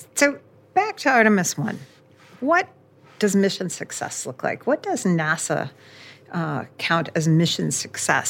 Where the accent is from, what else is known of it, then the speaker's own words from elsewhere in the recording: just south of the Cape, Florida, United States; I grew up in Florida, just south of the Cape, and I grew up in the Apollo era